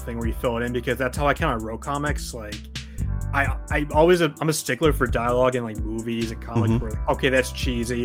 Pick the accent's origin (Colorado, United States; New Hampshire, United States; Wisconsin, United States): New Hampshire, United States; now in Maine, United States; I'm from New Hampshire. I live mm-hmm. in Maine currently